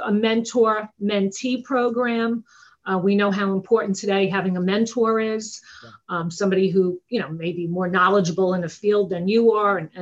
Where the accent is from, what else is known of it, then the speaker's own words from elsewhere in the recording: Long Island, New York, United States; I'm from Long Island, New York. I'm sure you could tell from the accent